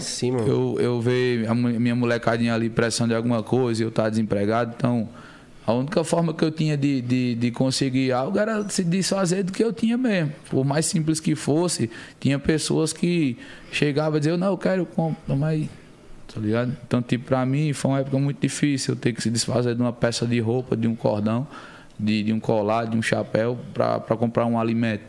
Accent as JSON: {"language": "Portuguese", "town": "Campina Grande", "region": "Paraíba", "country": "Brazil", "tie": "born or raised there", "also_born_or_lived": "São Paulo", "moved": "yes", "said": "eu sou nascido aqui em São Paulo, né? Buguaçu, muito novo, acho que cerca de seis meses de idade. Bem novinho. Fui morar em Campina Grande, a cidade onde mora toda a minha família. Fui criado lá"}